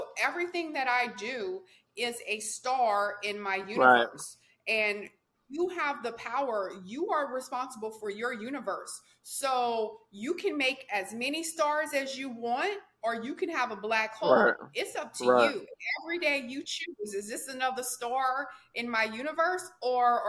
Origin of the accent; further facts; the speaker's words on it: Louisiana, United States; I'm from Louisiana. Hmm. When I was growing up, the drinking age was 18